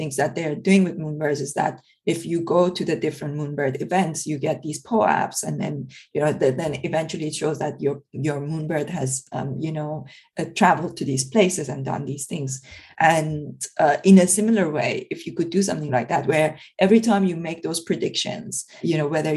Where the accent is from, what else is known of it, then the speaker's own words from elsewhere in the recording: Iran; now in United Kingdom; I come originally from Iran